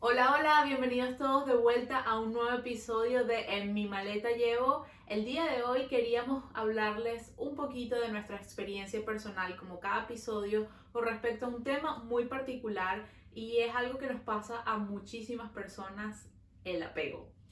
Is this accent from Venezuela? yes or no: yes; Venezuela; now in Montreal, Canada; Nosotros somos dos amigas venezolanas viviendo en Montreal